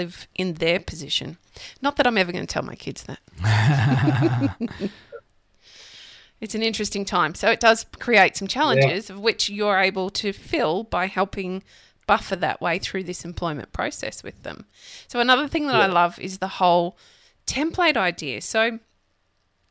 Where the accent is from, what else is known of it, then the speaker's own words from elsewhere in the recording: Redcliffe, Queensland, Australia; I grew up in Redcliffe